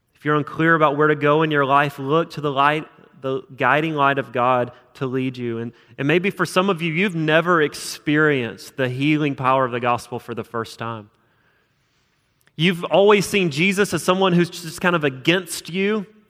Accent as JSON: {"language": "English", "region": "South Alabama", "country": "United States", "also_born_or_lived": "Utah", "moved": "as an adult", "lives_now": "Huntsville, United States", "said": "I'm from South Alabama"}